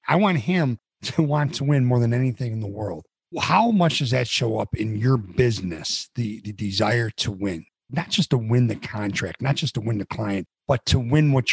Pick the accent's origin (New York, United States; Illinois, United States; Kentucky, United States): Illinois, United States; Chicago; I'm from Chicago